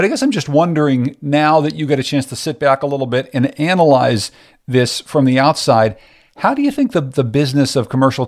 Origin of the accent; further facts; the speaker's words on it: Pittsburgh, Pennsylvania, United States; also born or lived in Boston; I was living in Boston, working at a radio job up there. And I'm originally from Pittsburgh.